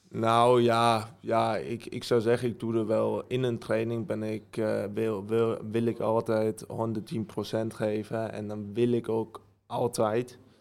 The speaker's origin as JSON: {"language": "Dutch", "country": "Germany", "tie": "born or raised there", "accent": "German", "second_language": "Dutch", "said": "Ja, ik woonde mijn hele leven in Duitsland. mijn ouders zijn beide dan Nederlands. Ehm, en ik ben ook in Duitsland geboren."}